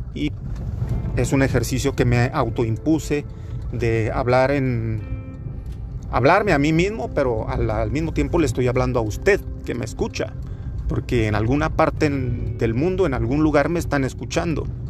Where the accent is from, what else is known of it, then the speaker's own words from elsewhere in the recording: Torreón, Coahuila, Mexico; soy de Torreón, Coahuila